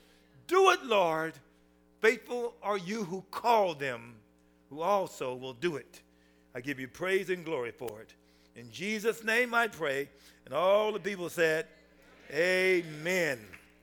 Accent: United States; So I'm American, so I had to kind of get down and crawl in there.

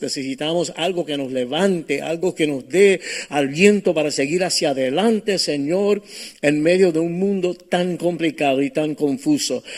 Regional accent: New York City, New York, United States; moved away; also born or lived in Cape Coral, Florida; yo nací en Brooklyn, en Nueva York

